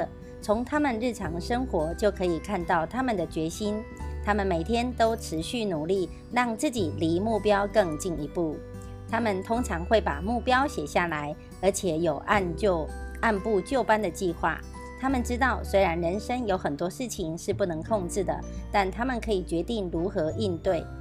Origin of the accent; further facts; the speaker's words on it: Miaoli County, Taiwan; 今天为大家导读的主题是